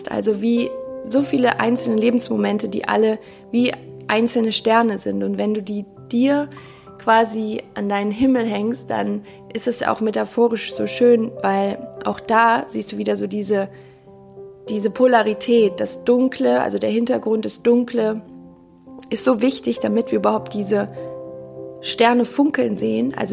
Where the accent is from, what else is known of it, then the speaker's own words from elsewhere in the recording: Cologne, North Rhine-Westphalia, Germany; Ich komme ja aus Köln und Karneval